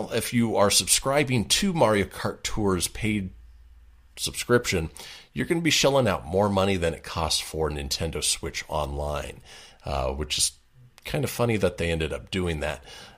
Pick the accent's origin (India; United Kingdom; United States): United States; Boston, Massachusetts; I'm from Boston